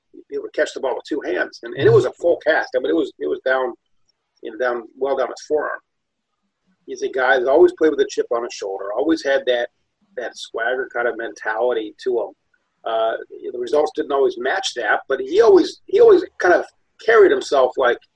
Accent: Ohio, United States; since I was a kid growing up in Ohio

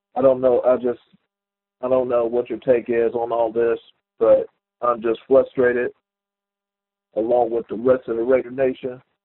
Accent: Oakland, California, United States; now in Atlanta, United States; I'm from Oakland. I live here in Atlanta now

